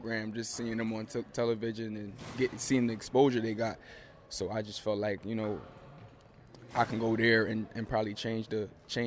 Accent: Philadelphia, Pennsylvania, United States; moved away as an adult; also born or lived in Lock Haven, Pennsylvania; now in Raleigh, United States; growing up in Philly for me, playing basketball

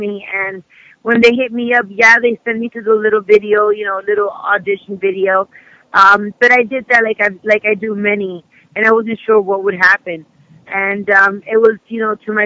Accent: Miami, Florida, United States; You know, this is hometown. I'm from here

